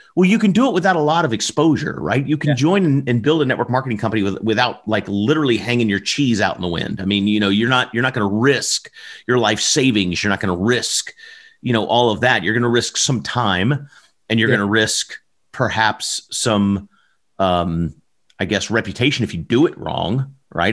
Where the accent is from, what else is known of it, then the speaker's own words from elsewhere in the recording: Southern Alabama, United States; I'm from the South. I'm from Southern Alabama